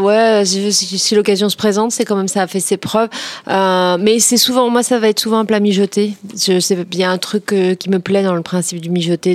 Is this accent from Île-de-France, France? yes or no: yes; Créteil, Île-de-France, France; j'ai grandi à Créteil